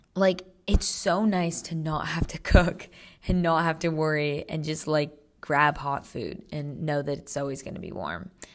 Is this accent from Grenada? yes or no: no; Monterey, California, United States; I'm from Central California, which I think people would consider NorCal, like Monterey